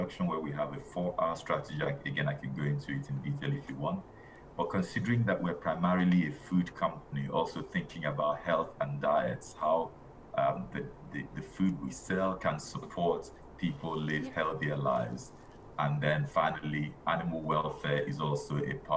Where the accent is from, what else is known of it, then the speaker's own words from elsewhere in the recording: Nigeria; now in United Kingdom; I'm originally Nigerian.